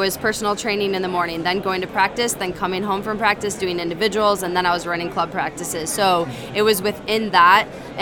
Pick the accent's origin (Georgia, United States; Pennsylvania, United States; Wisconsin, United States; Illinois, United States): Illinois, United States; Chicago; play in my hometown and play in front of my family and friends